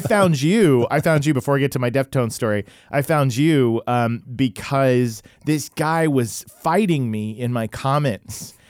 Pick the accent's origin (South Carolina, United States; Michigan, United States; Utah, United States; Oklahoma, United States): Oklahoma, United States; I was growing up in Oklahoma